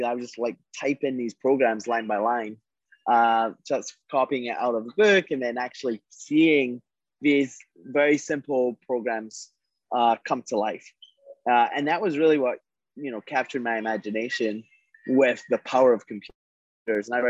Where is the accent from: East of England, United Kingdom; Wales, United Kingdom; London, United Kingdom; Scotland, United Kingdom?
Scotland, United Kingdom; I grew up in Scotland.